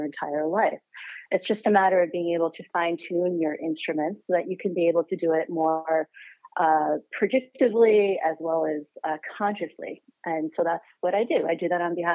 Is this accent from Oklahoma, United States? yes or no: no; Connecticut, United States; Born and raised in Connecticut.